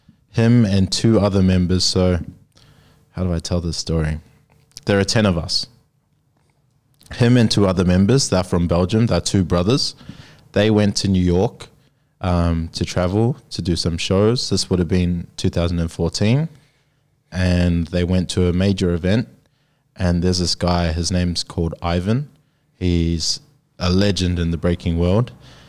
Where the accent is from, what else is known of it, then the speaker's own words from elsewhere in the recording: New Zealand; now in Sydney, Australia; I'm from New Zealand.